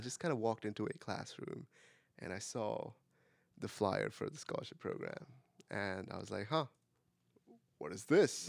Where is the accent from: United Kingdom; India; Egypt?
India; English is a second language; moved away as an adult; now in United States; I am from India.